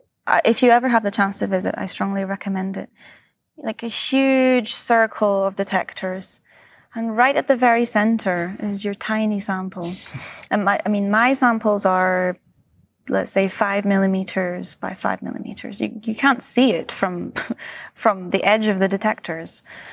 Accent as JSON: {"language": "English", "region": "Scotland", "country": "United Kingdom", "tie": "born or raised there", "also_born_or_lived": "Switzerland", "lives_now": "California, United States", "said": "and I grew up in Scotland, and then I did my PhD in Switzerland, and then I moved to the US, to California."}